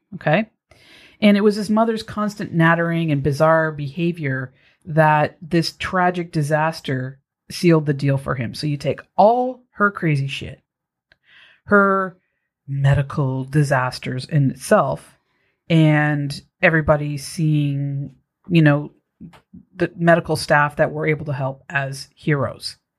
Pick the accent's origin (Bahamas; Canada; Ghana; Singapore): Canada; Toronto, Ontario; moved away; I'm from Toronto, originally